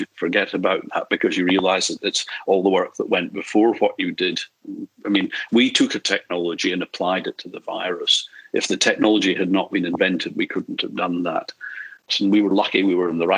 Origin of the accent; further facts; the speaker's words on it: Edinburgh, Scotland, United Kingdom; moved away as an adult; also born or lived in Glasgow / Aberdeen; now in Australia; I was brought up in Edinburgh and then Aberdeen